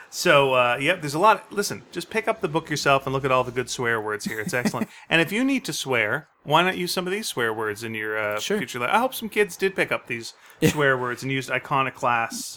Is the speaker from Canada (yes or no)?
yes; Canada; we're Canadian